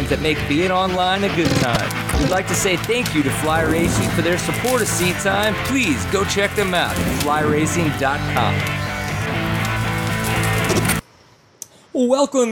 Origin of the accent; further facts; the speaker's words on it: Louisiana, United States; being from Louisiana